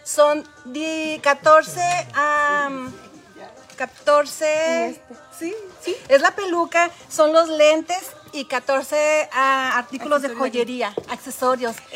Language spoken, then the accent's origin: Spanish; Chihuahua, Mexico; Yo soy de Chihuahua.